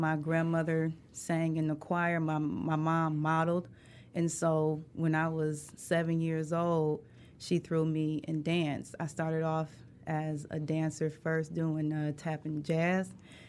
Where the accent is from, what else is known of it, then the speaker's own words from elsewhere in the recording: Detroit, Michigan, United States; moved away; also born or lived in Los Angeles; West side. Joy Road, Evergreen.